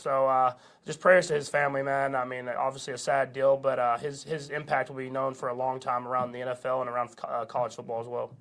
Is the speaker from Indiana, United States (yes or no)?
no; Tyler, Texas, United States; moved away; my home state